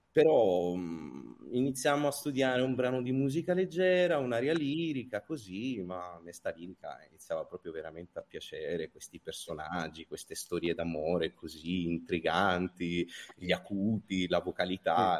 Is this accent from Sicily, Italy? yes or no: no; Calabria, Italy; io sono nato in Calabria, ho studiato al Conservatorio di Vipo Valencia